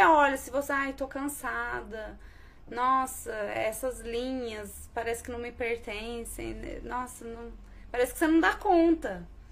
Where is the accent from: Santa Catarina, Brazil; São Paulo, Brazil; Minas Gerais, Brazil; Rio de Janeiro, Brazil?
Minas Gerais, Brazil; Bandeira do Sul; moved away as an adult; also born or lived in Poços de Caldas; now in Pouso Alegre, Brazil; Sou de Bandeira do Sul, né? Na verdade, eu nasci em Poços. É, que é uma cidadezinha do lado, que é uma cidade do lado da minha cidadezinha.